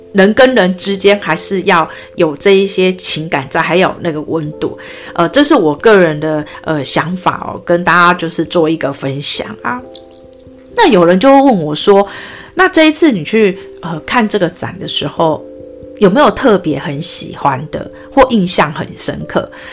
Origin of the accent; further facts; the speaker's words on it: Taipei, Taiwan; 我在台北长大的